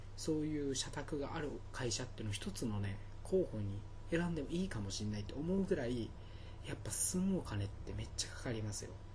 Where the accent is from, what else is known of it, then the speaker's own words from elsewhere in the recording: Okinawa, Japan; now in Tokyo, Japan; 沖縄出身若者2人